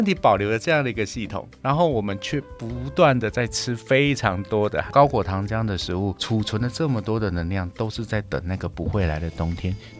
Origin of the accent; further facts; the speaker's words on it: United States; 在这样子的一个前提之下，我们美国人吃糖就变得很便宜了。